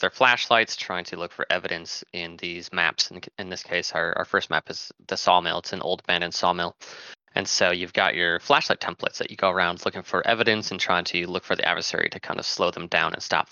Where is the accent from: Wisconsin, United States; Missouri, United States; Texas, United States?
Wisconsin, United States; moved away as an adult; now in Minneapolis, United States; I'm also from Wisconsin